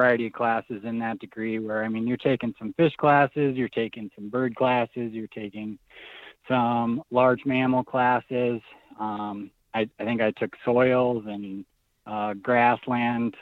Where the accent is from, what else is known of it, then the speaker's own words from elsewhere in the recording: Minnesota, United States; moved away as an adult; also born or lived in South Dakota; now in Idaho, United States; I grew up hunting in Minnesota